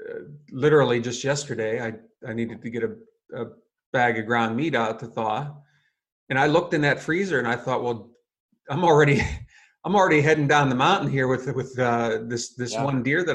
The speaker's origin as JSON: {"language": "English", "region": "Pennsylvania", "country": "United States", "tie": "born or raised there", "said": "So my home state is Pennsylvania"}